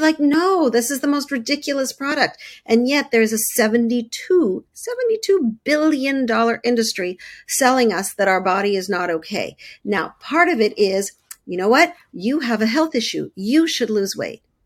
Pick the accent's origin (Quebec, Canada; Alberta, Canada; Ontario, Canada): Quebec, Canada; Montreal; I grew up, um, in Canada, I grew up in Montreal